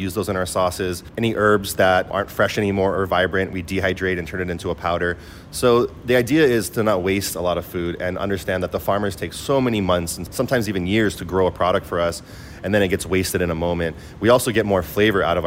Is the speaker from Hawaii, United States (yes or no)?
yes; Hawaii, United States; now in Singapore; growing up in Hawaii, we have a very diverse culture there